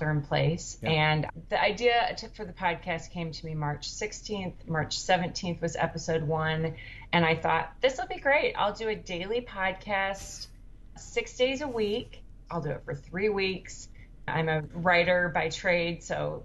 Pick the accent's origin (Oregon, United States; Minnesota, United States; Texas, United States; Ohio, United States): Minnesota, United States; Minneapolis; moved away as an adult; also born or lived in Oakland, California; now in South Hamilton, Massachusetts, United States; I'm from Minneapolis originally, but we've been in Oakland for 16 years